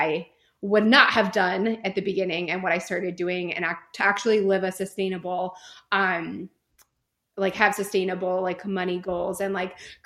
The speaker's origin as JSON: {"language": "English", "region": "California", "country": "United States", "moved": "as an adult", "lives_now": "North Carolina, United States", "said": "I am originally from California. I lived there for 26 years"}